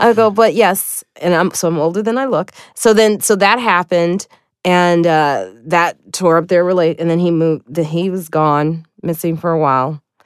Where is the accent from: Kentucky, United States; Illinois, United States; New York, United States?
Illinois, United States; Highland Park; I am from Chicago. I grew up in Chicago. I grew up in, uh, Highland Park